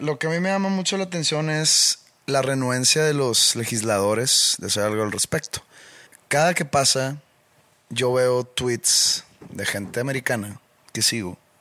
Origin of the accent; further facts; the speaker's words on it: Mexico; soy latino o soy mexicano